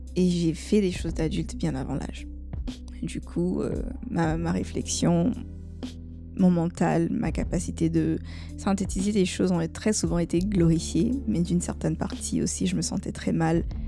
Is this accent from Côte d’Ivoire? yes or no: yes; Côte d’Ivoire; chez nous en Côte d'Ivoire